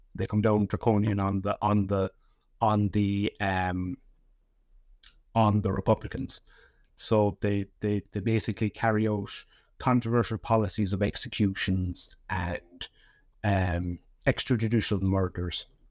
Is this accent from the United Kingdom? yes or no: no; Leap, Munster, Ireland; also born or lived in Cork City; I was born in, in, in Cork City. Um, but I grew up in a little village called Lep, which is about fifty miles southwest of, of Cork City on the, on the southern coast of Ireland